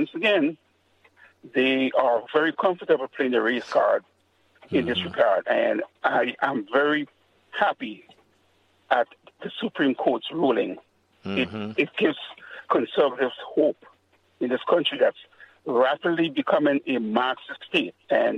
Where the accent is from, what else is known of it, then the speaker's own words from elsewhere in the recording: Grenada; I'm from the Caribbean. I'm from a small country called Grenada.